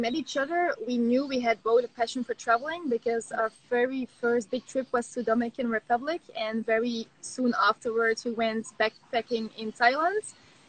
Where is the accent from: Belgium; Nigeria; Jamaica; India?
Belgium; Flanders; moved away as an adult; we are both from Belgium.